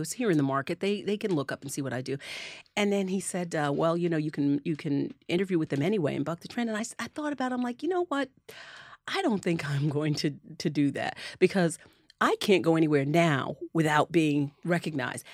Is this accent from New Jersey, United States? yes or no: yes; Neptune, New Jersey, United States; the town that I grew up in on the Jersey Shore, which is Neptune